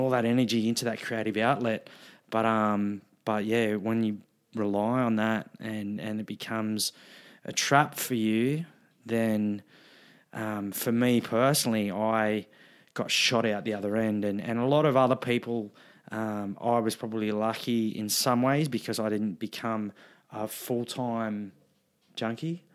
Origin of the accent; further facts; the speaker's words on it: Wollongong, New South Wales, Australia; I was a, a teenager growing up in Wollongong